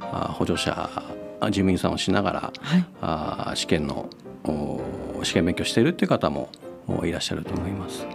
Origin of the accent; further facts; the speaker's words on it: Akita, Japan; moved away as an adult; also born or lived in Tokyo; now in Sendai, Japan; 元々は秋田の生まれです。